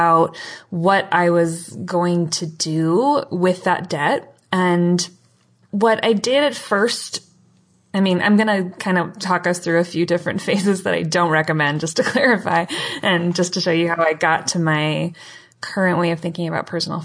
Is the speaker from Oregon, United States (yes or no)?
no; Cleveland, Ohio, United States; moved away; also born or lived in Michigan; I grew up in Cleveland, Ohio, and a little bit in Michigan.